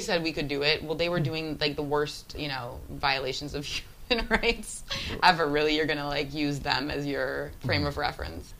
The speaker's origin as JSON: {"language": "English", "country": "United States", "tie": "born or raised there", "said": "as an American kid growing up in the suburbs"}